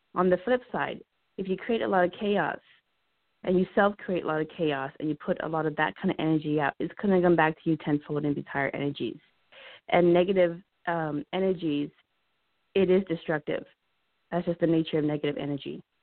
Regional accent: Laos; I'm Laotian

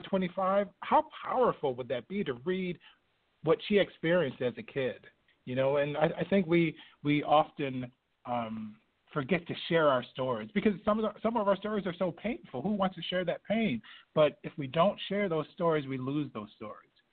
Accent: Binghamton, New York, United States; I'm from upstate New York

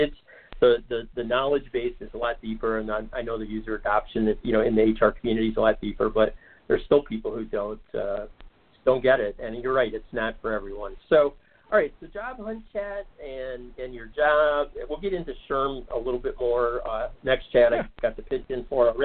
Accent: Detroit, Michigan, United States; I grew up in the Detroit area

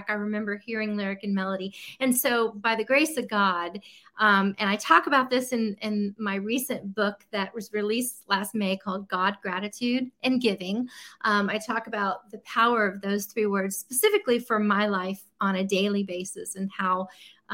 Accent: Tampa, Florida, United States; moved away as an adult; now in Nashville, United States; I'm from Tampa, Florida

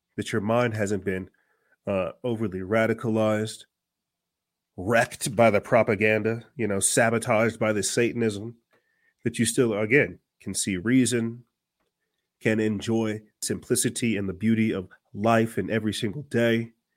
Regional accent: Florence, South Carolina, United States; my home state

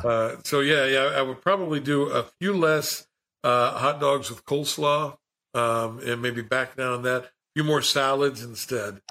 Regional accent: Logan, West Virginia, United States; also born or lived in Las Vegas / Orlando; back in Logan, my hometown

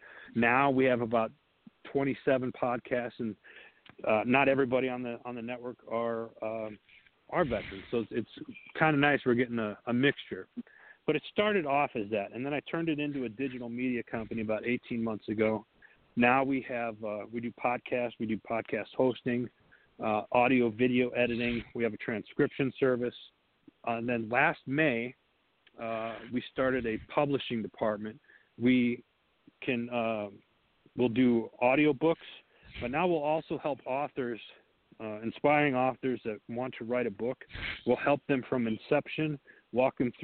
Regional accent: Wisconsin, United States; I say Wisconsin because it's in my hometown, in that district up there

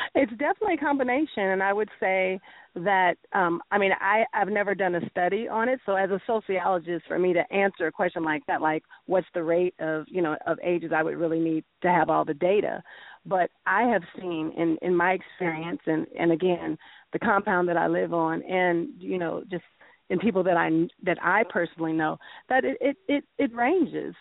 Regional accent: San Francisco, California, United States; moved away as an adult; also born or lived in Ghana; now in Las Vegas, United States; I came up born and raised in San Francisco, very, very liberal city

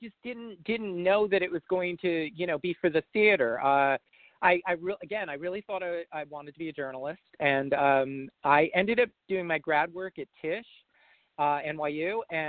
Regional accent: New Jersey, United States; I grew up in North Jersey and, you know, pretty much in suburbia.

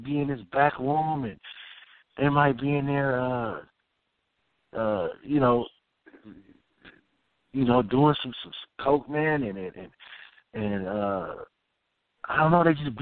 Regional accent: Oakland, California, United States; I'm from Oakland, man. We ain't, you know what I'm saying? We some players from Oakland

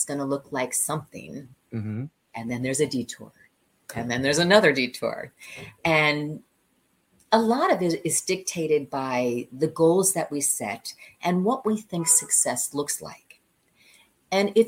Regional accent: Long Island, New York, United States; also born or lived in Chicago, Illinois; I was born in Chicago, and then my dad was transferred to New York. So we left Chicago and moved to New York. I grew up in Long Island

